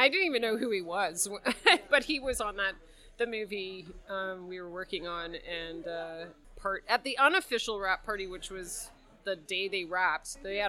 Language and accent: English; Victoria, British Columbia, Canada; moved away; So I'm from Victoria, but I moved over here in 95. Yeah, a long time ago.